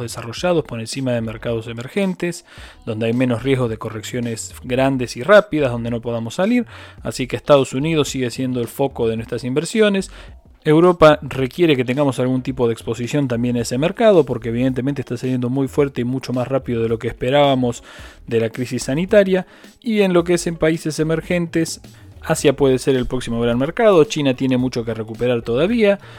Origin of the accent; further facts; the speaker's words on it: Argentina; como los argentinos lo sabemos